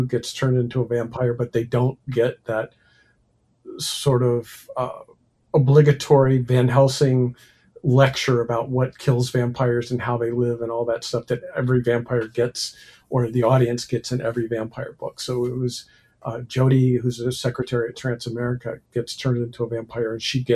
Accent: United States; writing as an American rather than a Brit

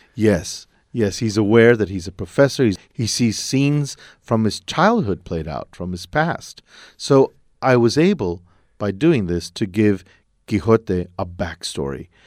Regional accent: El Paso, Texas, United States; I'm from El Paso. It's a city along the border

